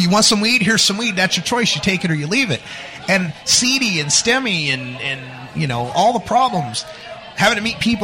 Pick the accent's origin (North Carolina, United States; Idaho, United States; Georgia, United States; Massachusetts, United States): Idaho, United States; Boise; now in Portland, United States; I'm from Boise